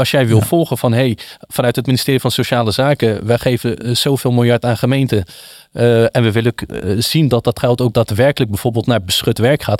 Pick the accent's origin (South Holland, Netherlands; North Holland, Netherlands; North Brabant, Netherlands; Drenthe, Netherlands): South Holland, Netherlands; Wateringen; Ik kom uit het Westland, eh, bestaat uit elf dorpen, eh, Wateringen